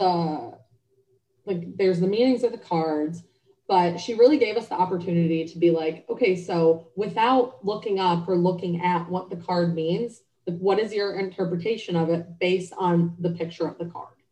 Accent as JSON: {"language": "English", "town": "Cleveland", "region": "Ohio", "country": "United States", "tie": "born or raised there", "also_born_or_lived": "Cincinnati, Ohio", "moved": "as an adult", "lives_now": "Charlotte, United States", "said": "I'm originally from Cleveland, Ohio. Um, I grew up there"}